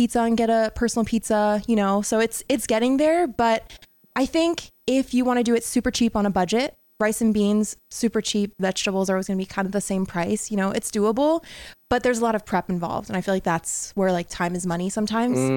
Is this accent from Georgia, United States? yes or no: no; New York, United States; I'm from New York